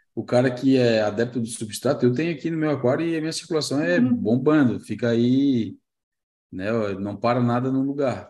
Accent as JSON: {"language": "Portuguese", "town": "Florianópolis", "region": "Santa Catarina", "country": "Brazil", "said": "mas eu também sou neto e também sou de Floripa"}